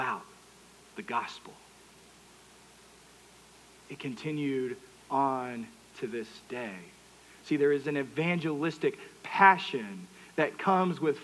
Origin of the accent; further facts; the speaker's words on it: Texas, United States; I'm from Texas, that's what you drink. We also call that Coke.